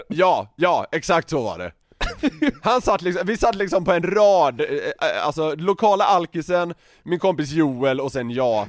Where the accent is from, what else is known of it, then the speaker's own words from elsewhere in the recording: Sweden; vi var från Sverige